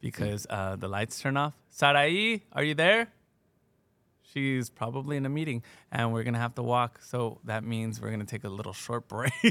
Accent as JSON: {"language": "English", "town": "Pomona", "region": "California", "country": "United States", "tie": "born or raised there", "also_born_or_lived": "Fontana, California", "said": "I was born in Pomona"}